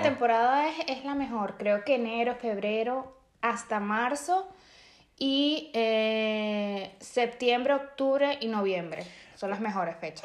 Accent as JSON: {"language": "Spanish", "country": "Venezuela", "moved": "yes", "said": "yo soy de Venezuela"}